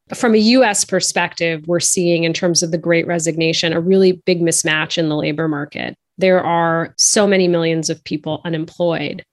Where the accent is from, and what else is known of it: outside of Boston, Massachusetts, United States; born or raised there